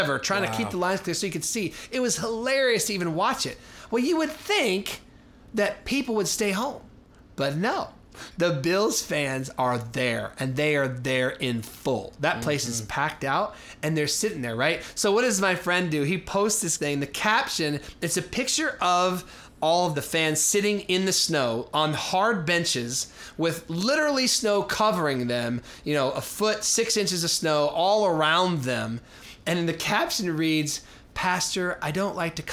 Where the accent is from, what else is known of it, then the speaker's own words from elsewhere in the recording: Denver, Colorado, United States; now in Minneapolis, United States; I grew up in Denver